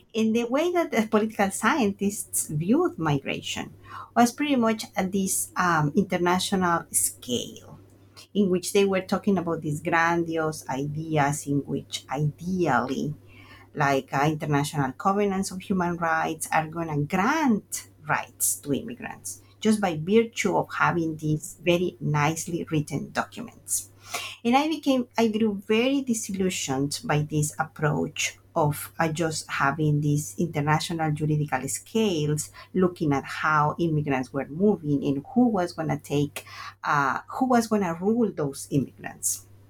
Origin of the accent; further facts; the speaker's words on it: Veracruz, Mexico; moved away as an adult; also born or lived in Mexico City / New York; I'm from Veracruz, Mexico, and my first migration was internal